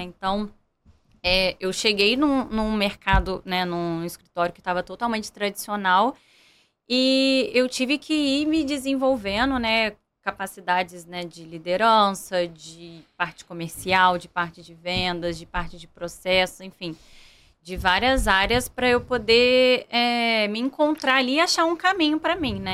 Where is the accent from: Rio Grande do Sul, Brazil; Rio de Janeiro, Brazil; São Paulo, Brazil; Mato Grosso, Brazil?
Rio de Janeiro, Brazil; Volta Redonda; eu morava aqui no Rio, né? Então, como é, eu sou de Volta Redonda, eu tive que voltar para o interior